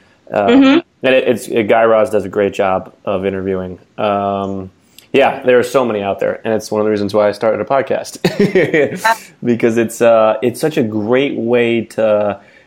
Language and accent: English; New Jersey, United States; I'm from New Jersey